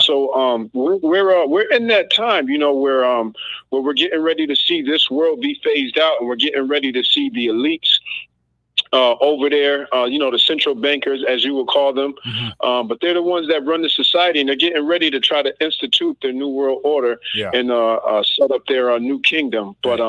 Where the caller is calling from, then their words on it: Massachusetts, United States; I'm calling from Massachusetts.